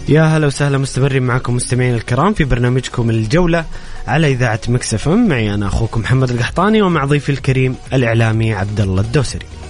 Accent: Saudi Arabia; كل كسعوديين

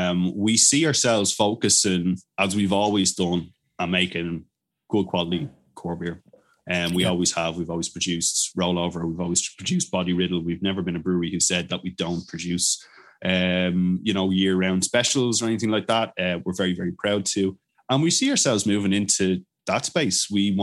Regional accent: Bamberg, Bavaria, Germany; I'm from Bamberg in Germany.

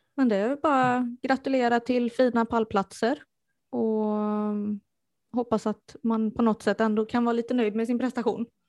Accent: Strömstad, Västra Götaland, Sweden; moved away; jag är från eh, Bohuslän. Eh, närmare bestämt Strömstad ursprungligen. Och det kunde de tydligen höra

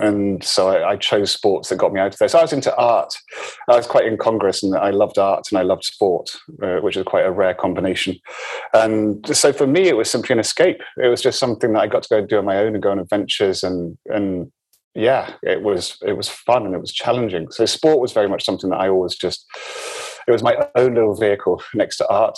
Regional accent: Forres, Scotland, United Kingdom; also born or lived in Malta; No, I was born in Malta, and I was in Malta until I was just after I was 1 year old, then moved to the very north of Scotland, Forres, which is where they had the Nimrod bases.

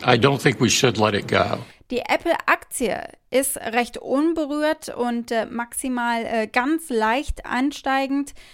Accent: Nürburgring area, Rhineland-Palatinate, Germany; am Nürburgring in meiner Heimat. Viel Zeit habe ich da verbracht in meiner Jugend

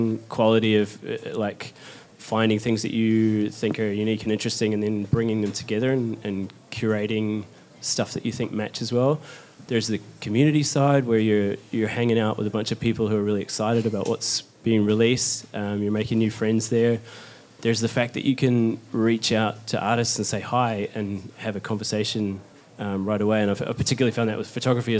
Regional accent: New Zealand; moved away as an adult; now in London, United Kingdom; from New Zealand, but I've just moved to London

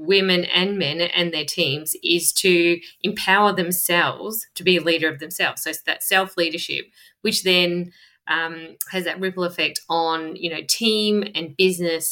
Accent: Melbourne, Victoria, Australia; I'm from Melbourne

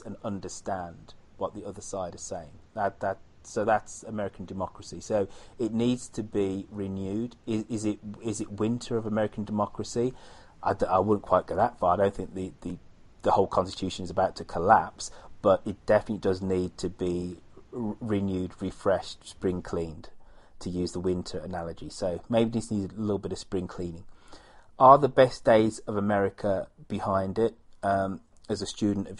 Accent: United Kingdom; now in United States; I am British

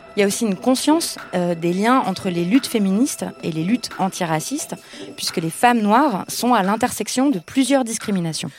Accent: France; je suis française

